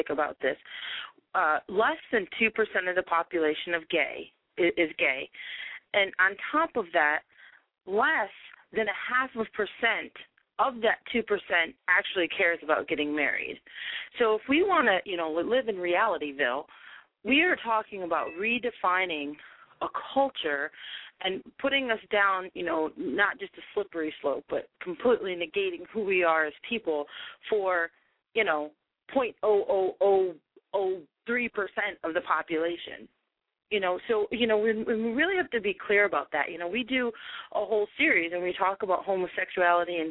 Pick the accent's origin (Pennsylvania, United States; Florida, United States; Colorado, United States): Florida, United States; Key West; I grew up in Key West, Florida